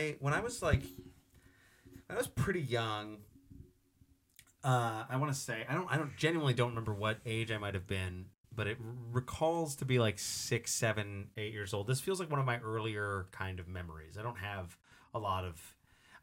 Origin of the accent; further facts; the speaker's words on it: Winnipeg, Manitoba, Canada; when we were growing up in Winnipeg